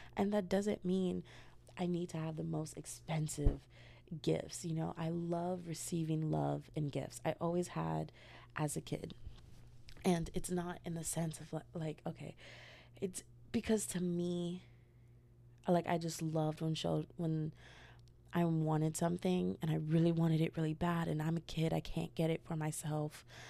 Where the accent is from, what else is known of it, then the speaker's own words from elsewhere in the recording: United States; as an American